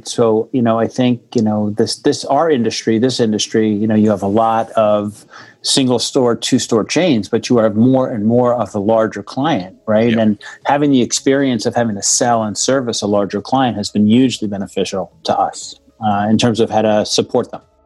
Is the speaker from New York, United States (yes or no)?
yes; Monsey, New York, United States; i grew up in uh, in a town uh, in rockland county new york